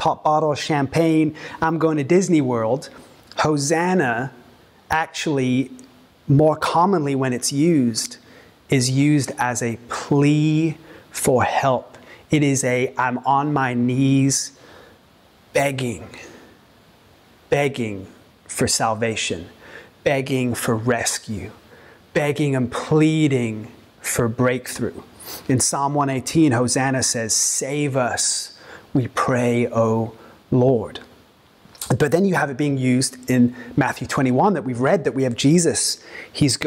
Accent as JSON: {"language": "English", "region": "England", "country": "United Kingdom", "moved": "yes", "lives_now": "Santa Monica, United States", "said": "I'm from Europe originally, from England"}